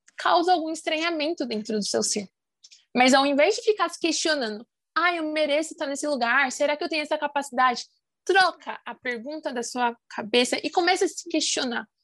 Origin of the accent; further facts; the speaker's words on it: Brasilândia, São Paulo, Brazil; sou é, da periferia da Brasilândia